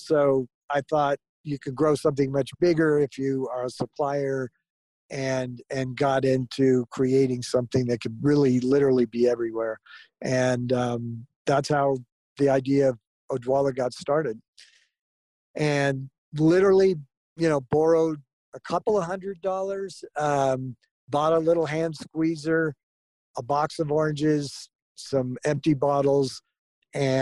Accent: Southern California, United States; born or raised there; also born or lived in Florida

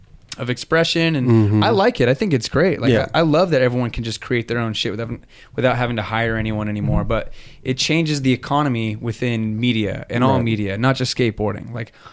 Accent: Chino Hills, California, United States; I'm from Chino Hills, man.

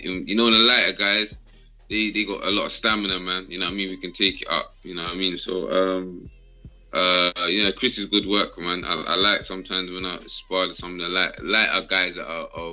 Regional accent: London, United Kingdom; I'm from South London, man. New Cross originally

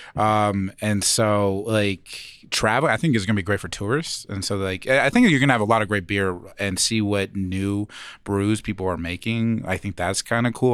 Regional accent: Phoenix, Arizona, United States; moved away; I'm from Phoenix

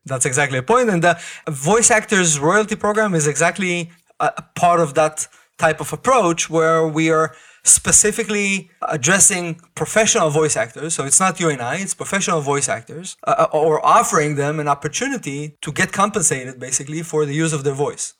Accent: Israel; I grew up in Israel

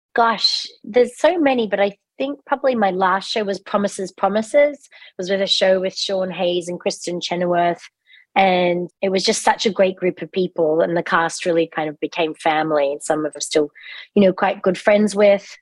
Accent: Australia; accent: Australian; moved away as an adult; also born or lived in England / London; now in United States; I was born in England, but grew up in Australia.

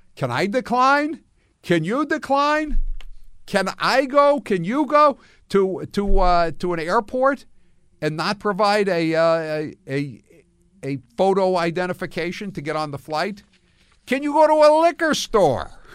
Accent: Maine, United States; moved away; again in my home state

